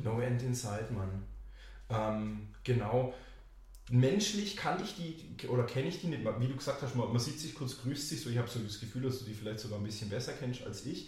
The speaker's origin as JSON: {"language": "German", "town": "Nellmersbach", "region": "Baden-Württemberg", "country": "Germany", "tie": "born or raised there", "said": "ich komme aus Nelmersbach und sage, ja, ich komme so zwischen Winnenden und Backner"}